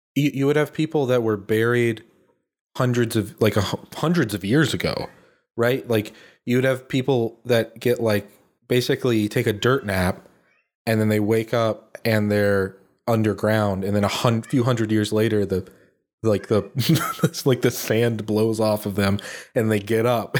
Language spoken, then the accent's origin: English; United States